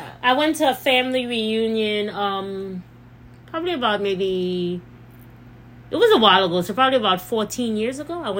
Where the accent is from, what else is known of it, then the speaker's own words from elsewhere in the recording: St. Lucia; I'm black first. So, yes, I love being St. Lucian. I embrace being St. Lucian. I love everything about where I come from. And I'm very proud of my heritage, proud of my country. But I'm black.